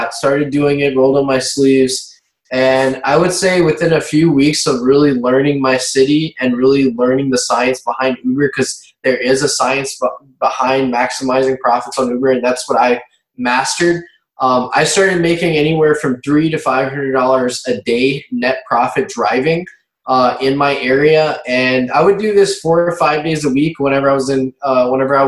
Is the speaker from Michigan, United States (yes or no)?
no; Baton Rouge, Louisiana, United States; I grew up mainly in Baton Rouge, Louisiana, which is the capital city of the state of Louisiana.